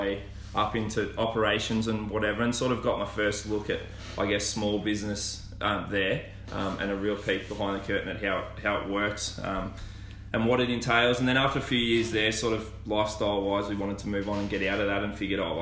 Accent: Melbourne, Victoria, Australia; moved away as an adult; now in Bendigo, Australia; where I grew up in Bayside

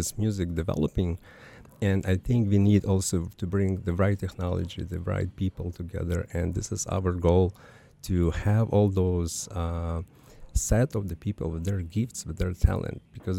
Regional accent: Ukraine; English is a second language; now in Chile; I am from Ukraine, you know.

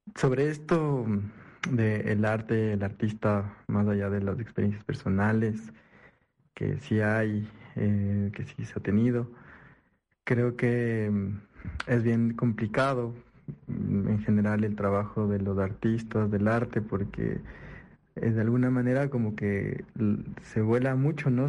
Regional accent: Ecuador

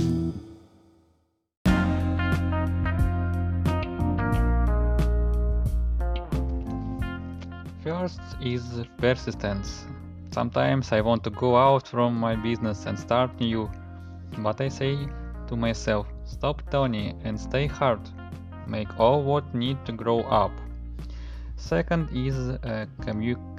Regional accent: Russia; I'm from Russia

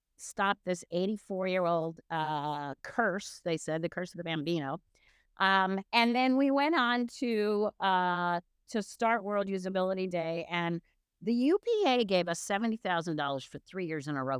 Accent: United States; I'm American

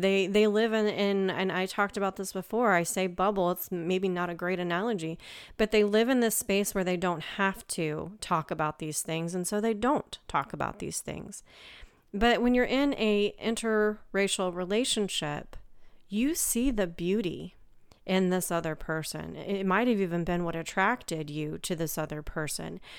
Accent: United States; I'm from America

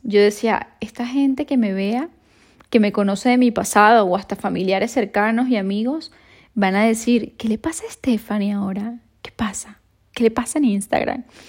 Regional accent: Venezuela; now in Madrid, Spain

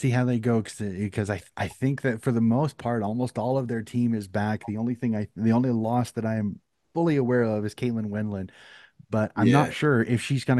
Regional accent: United States; And again, as an American

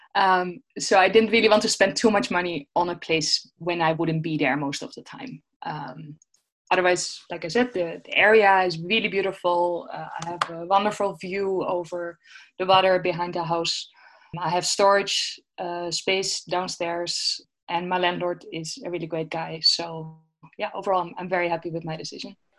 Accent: Netherlands; moved away as an adult; I'm from the Netherlands

